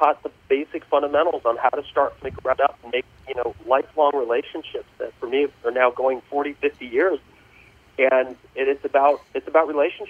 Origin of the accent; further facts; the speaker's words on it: Los Angeles, California, United States; Born and raised in Los Angeles, California.